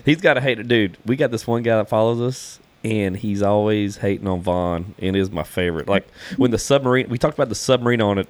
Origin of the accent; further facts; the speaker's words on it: Louisiana, United States; I'm from Louisiana